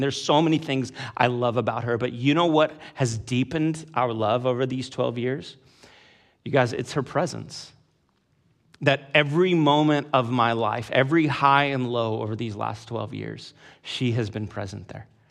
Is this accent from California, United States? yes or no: yes; California, United States; I grew up in California, in the suburbs of California